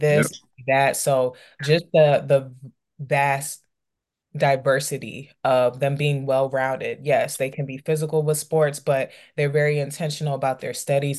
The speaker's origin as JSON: {"language": "English", "area": "DC", "region": "Maryland, DC, Virginia area", "country": "United States", "tie": "born or raised there", "said": "growing up in the Maryland, D C, Virginia area"}